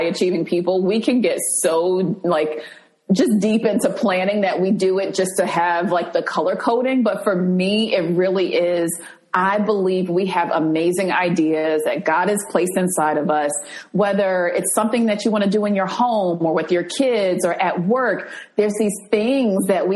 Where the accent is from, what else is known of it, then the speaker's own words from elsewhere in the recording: New Jersey, United States; the apartment where I grew up in New Jersey